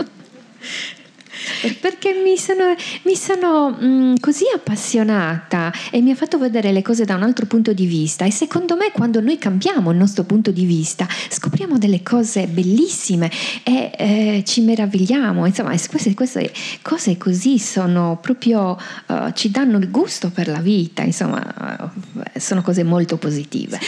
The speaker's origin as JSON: {"language": "Italian", "region": "Sardinia", "country": "Italy", "said": "sono tipiche delle, delle nostre parti"}